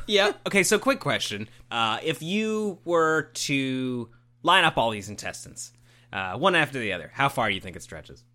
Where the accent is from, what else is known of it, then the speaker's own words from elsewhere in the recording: Canada; we're Canadian